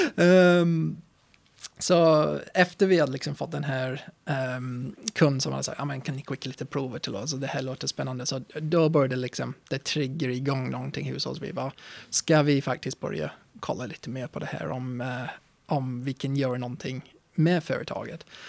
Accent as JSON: {"language": "Swedish", "region": "England", "country": "United Kingdom", "tie": "born or raised there", "also_born_or_lived": "Östersund, Sweden", "second_language": "Swedish", "moved": "as an adult", "lives_now": "Sweden", "said": "när jag var uppväxt i England"}